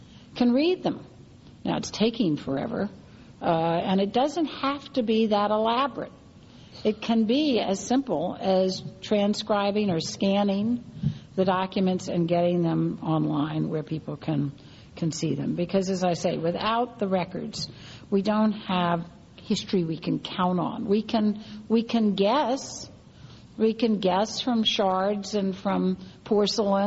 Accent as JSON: {"language": "English", "town": "New Orleans", "region": "Louisiana", "country": "United States", "tie": "born or raised there", "said": "my hometown all too well after Katrina"}